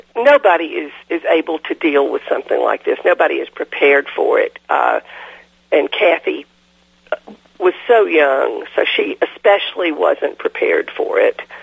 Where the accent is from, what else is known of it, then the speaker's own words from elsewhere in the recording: DeKalb County, Georgia, United States; also born or lived in Chattanooga, Tennessee; I was born in Chattanooga, but uh, moved to mm-hmm. DeKalb County, Georgia, when I was five years old. And lived here all my life.